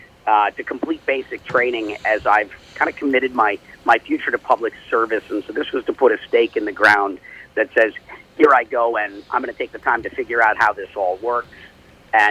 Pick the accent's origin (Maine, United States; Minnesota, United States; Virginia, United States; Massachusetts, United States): Minnesota, United States; Minneapolis; moved away; I was born and raised in Minnesota, and most of my family still lives there